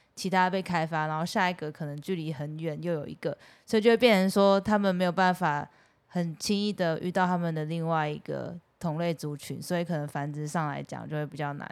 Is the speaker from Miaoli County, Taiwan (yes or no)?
yes; Miaoli County, Taiwan; 因为我是苗栗人